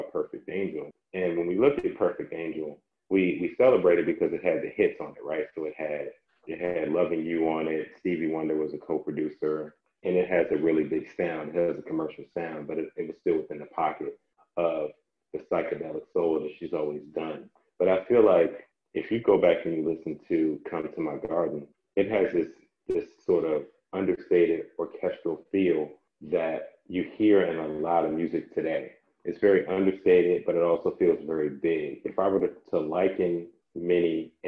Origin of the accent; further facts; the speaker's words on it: Landover, Maryland, United States; I was such a Landover, Sweet Pleasant kid